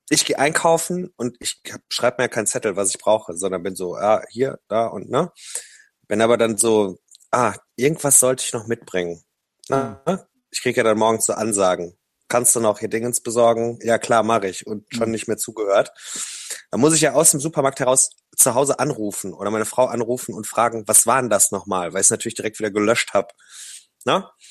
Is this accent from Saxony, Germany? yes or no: no; Ruhr area, North Rhine-Westphalia, Germany; moved away as an adult; now in Berlin, Germany; Ich komme aus dem Ruhrgebiet